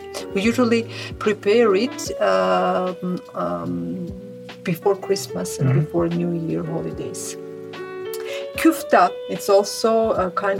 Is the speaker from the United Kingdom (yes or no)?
no; Armenia; I'm from Armenia.